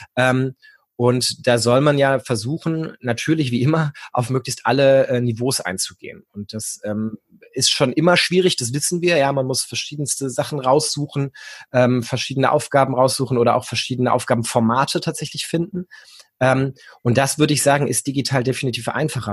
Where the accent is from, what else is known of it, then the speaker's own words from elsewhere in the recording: Hesse, Germany; moved away as an adult; now in Hanover, Germany; Ich komme eigentlich aus Hessen, habe in Gießen ähm, Gymnasiallehramt studiert.